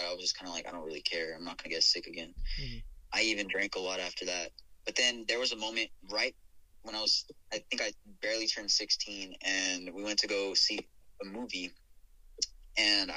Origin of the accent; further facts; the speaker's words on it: Albuquerque, New Mexico, United States; now in Houston, United States; growing up there